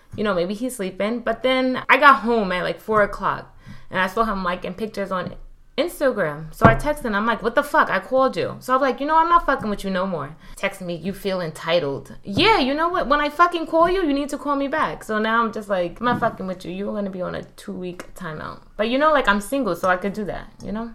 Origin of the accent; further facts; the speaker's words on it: New York City, New York, United States; moved away; also born or lived in Miami; I'm from Brooklyn, but I used to live in Miami. Now I live here.